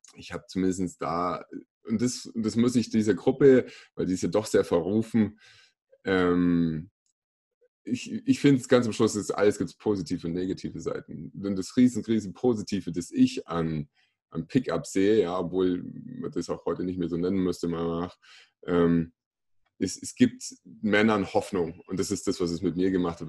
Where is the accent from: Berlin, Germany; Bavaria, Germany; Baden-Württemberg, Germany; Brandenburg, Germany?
Bavaria, Germany; Kaufbeuren; now in Augsburg, Germany; Ich komme äh, gebürtig aus Kaufbeuren im schönen Ostallgäu, äh, lebe mittlerweile in Augsburg